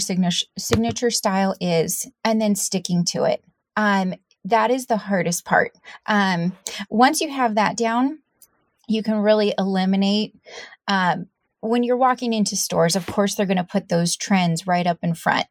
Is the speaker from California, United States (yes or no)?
yes; San Diego, California, United States; moved away; I came from San Diego and from, you know, the surf skate world.